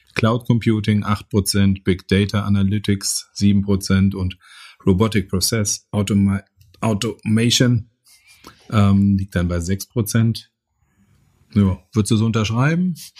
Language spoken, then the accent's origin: German; Bochum, North Rhine-Westphalia, Germany; als Kinder des Ruhrgebiets